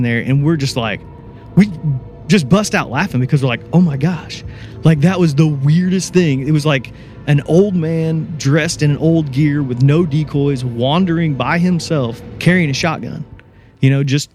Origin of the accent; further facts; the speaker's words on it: Indiana, United States; moved away as an adult; now in Memphis, United States; I grew up in Indiana.